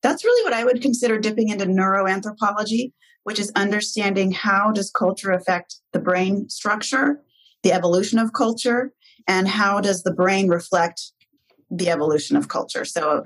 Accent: Portland, Oregon, United States; this is my hometown community

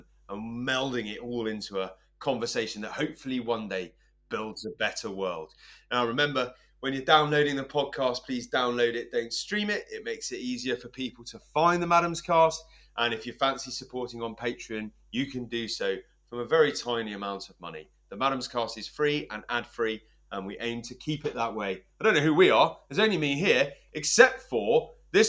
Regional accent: England, United Kingdom; now in Scotland, United Kingdom; as an Englishman living in northeast Scotland

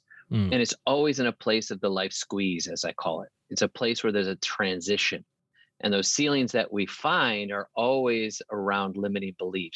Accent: central Wisconsin, United States; moved away as an adult; also born or lived in Houston, Texas; now in Nashville, United States; I was born in Houston, Texas, but I was raised in central Wisconsin

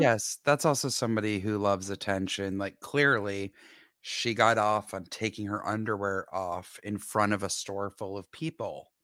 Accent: Atlanta, Georgia, United States; moved away; growing up in Atlanta

